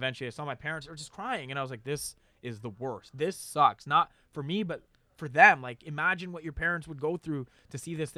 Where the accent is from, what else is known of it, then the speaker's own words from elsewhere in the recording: Mississauga, Ontario, Canada; I was born in Toronto, yes.